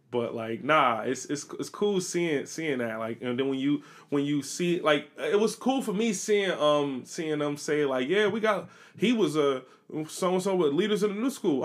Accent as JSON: {"language": "English", "country": "United States", "said": "I'm American"}